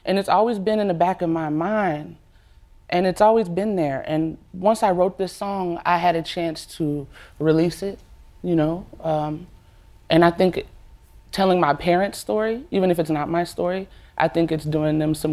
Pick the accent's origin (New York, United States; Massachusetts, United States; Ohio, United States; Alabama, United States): Alabama, United States; I grew up in Alabama